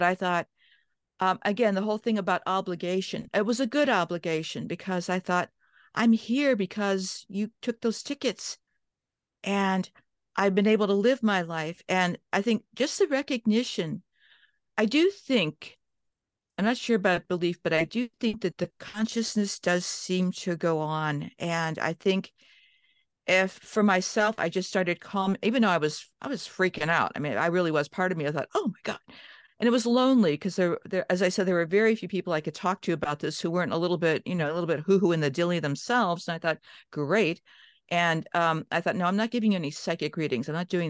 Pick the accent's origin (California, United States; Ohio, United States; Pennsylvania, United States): Pennsylvania, United States; Johnstown; born there; also born or lived in Cleveland, United States; I was born in Johnstown. We moved to the Midwest, Cleveland.